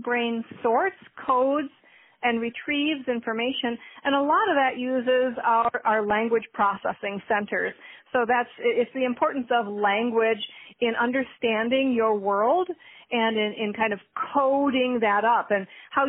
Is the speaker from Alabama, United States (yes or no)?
no; Michigan, United States; also born or lived in Minnesota; I was born in Michigan